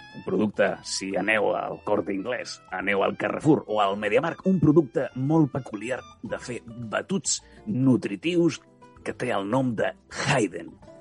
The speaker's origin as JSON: {"language": "Spanish", "area": "Catalan-speaking hometown", "region": "Catalan-speaking area", "country": "Spain"}